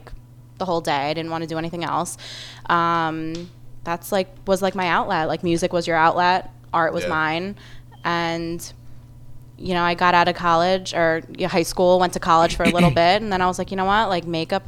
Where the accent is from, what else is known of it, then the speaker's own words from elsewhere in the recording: New Jersey, United States; I'm from Jersey